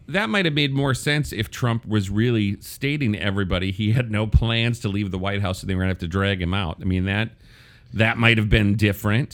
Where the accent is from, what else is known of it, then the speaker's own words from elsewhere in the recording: Wisconsin, United States; I come from purple Wisconsin.